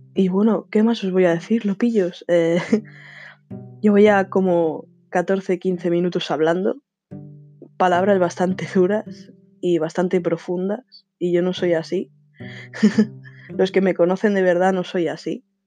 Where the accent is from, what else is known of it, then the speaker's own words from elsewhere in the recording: Spain; soy de España